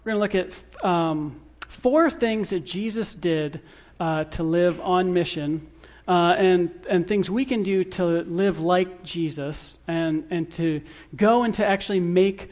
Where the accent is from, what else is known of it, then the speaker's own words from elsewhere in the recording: Lapeer, Michigan, United States; moved away as an adult; now in Texas, United States; I was born and raised in Michigan. I grew up in Lapeer